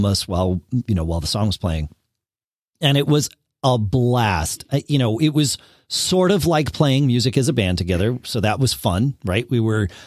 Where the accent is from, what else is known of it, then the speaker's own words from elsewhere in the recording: Connecticut, United States; now in Durham, New Hampshire, United States; I grew up in Connecticut. I was born there, but I do not currently live there